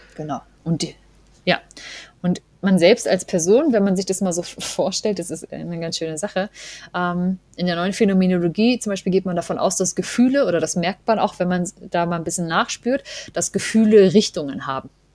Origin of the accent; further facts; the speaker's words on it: East Germany, Germany; im Osten, wo wir ja beide auch herkommen